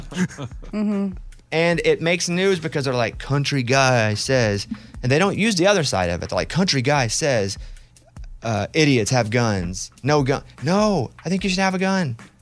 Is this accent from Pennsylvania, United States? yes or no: no; Arkansas, United States; Where I grew up in Arkansas, we used them as tools.